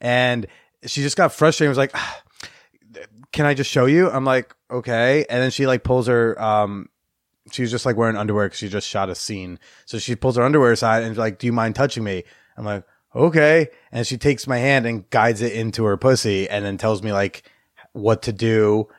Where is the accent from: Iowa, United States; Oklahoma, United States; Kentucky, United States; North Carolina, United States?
Iowa, United States; also born or lived in New Jersey / Pennsylvania; I was raised in Iowa